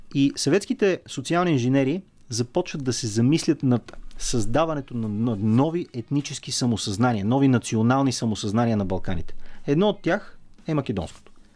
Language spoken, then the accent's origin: Bulgarian; Bulgaria; българите сме